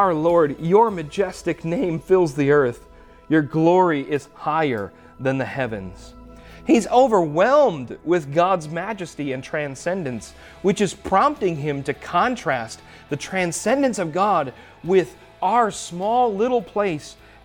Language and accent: English; Oostburg, Wisconsin, United States; growing up in Oostburg Christian School